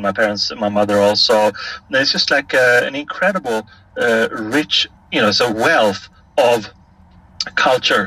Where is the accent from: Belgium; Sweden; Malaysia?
Sweden; Stockholm, Stockholm County; right when I was born in January of 1966, there was a buzz on the door of my parents' apartment